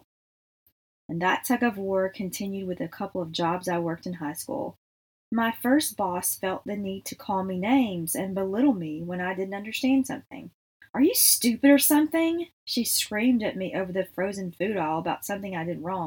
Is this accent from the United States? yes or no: yes; Texas, United States; we are from Texas